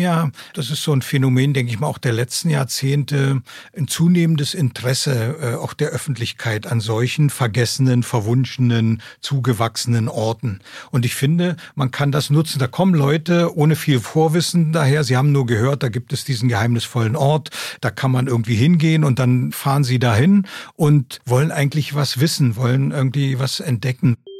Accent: East Germany, Germany; ich bin im Osten geboren, groß geworden

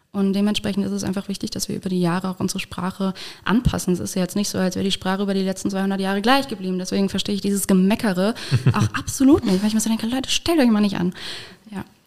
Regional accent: Saarland, Germany; now in Koblenz, Germany; Ich komme aus dem Saarland, ich bin gar kein Moselkind. Ich bin Saarkind.

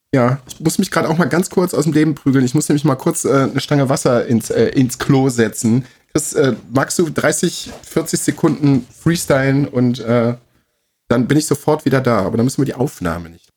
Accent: Germany; bei uns in Deutschland

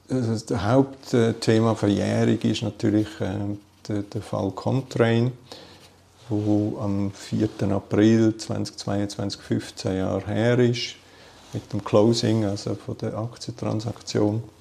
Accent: Bern, Switzerland; War auch für mich als Berner nicht die Reise nach Zürich.

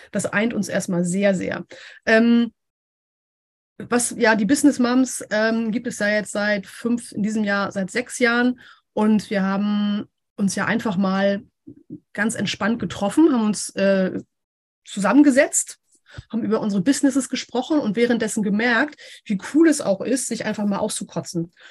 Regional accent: Hamburg, Germany; Ich komme hier aus Hamburg. Ich bin ein richtiges Nordlicht.

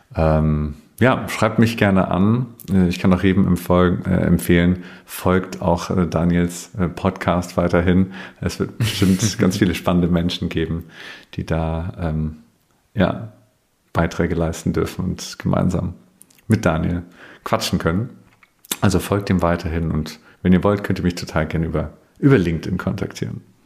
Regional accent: Bavaria, Germany; Ich komme aus Bayern, das hört man vielleicht manchmal

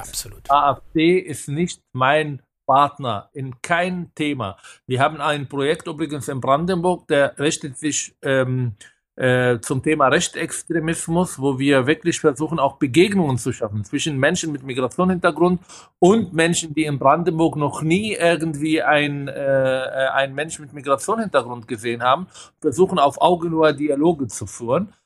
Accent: Israel; now in Germany; Ich komme aus Israel

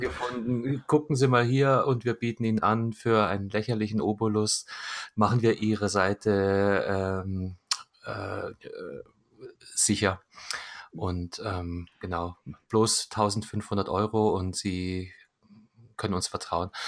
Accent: Munich, Bavaria, Germany; Ich komme direkt aus München

